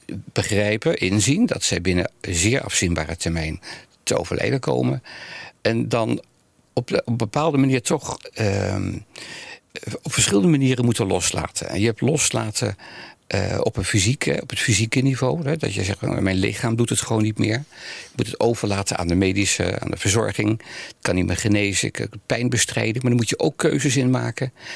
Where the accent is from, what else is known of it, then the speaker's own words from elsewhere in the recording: Amsterdam, North Holland, Netherlands; also born or lived in The Hague; now in Almere, Netherlands; Ik ben geboren in Nederland, Den Haag. Ja. En daarna heel jong al naar Amsterdam verhuisd